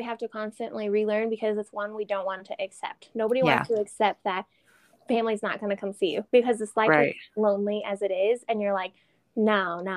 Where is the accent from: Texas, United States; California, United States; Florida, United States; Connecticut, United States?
Texas, United States; moved away; I'm Texan